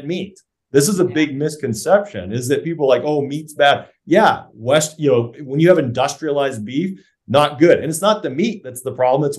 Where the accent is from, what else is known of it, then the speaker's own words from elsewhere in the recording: Canada; I'm a Canadian tree hugger by nature